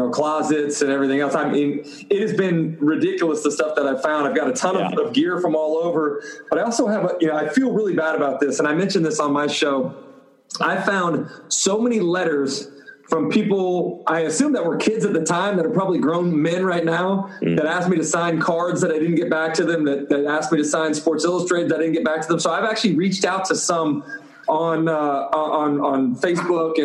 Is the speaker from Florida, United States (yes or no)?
yes; Gainesville, Florida, United States; growing up in Gainesville with two parents that went to the University of Florida